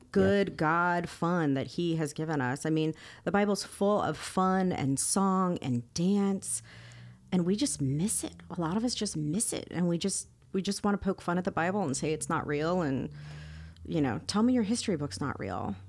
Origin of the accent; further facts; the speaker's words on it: Miami, Florida, United States; I grew up in Miami